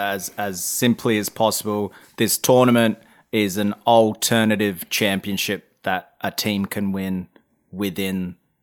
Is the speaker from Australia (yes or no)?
yes; Australia; especially as an Australian, right? We don't have any of that in our sports.